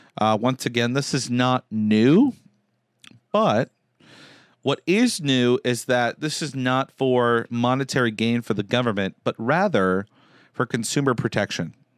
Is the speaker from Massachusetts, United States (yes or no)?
yes; Concord, Massachusetts, United States; I grew up in Concord